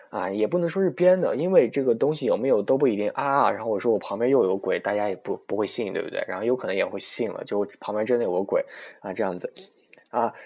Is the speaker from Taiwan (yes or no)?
no; China; 我出生在天朝，然后生产商是我妈和我爸